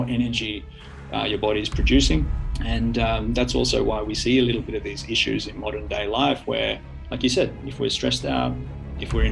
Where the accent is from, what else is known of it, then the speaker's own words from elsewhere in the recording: Australia; moved away as an adult; now in Finland; I'm the Australian guy that moves from one side of the planet to the other, from the hot, warm climate to the cold climate